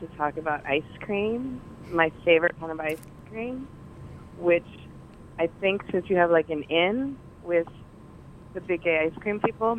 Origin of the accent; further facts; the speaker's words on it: Colorado, United States; now in New York, United States; I grew up in Colorado